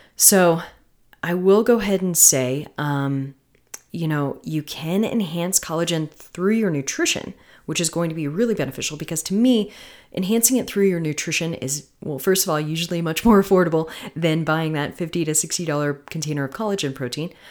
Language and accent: English; Florida, United States; I'm from Florida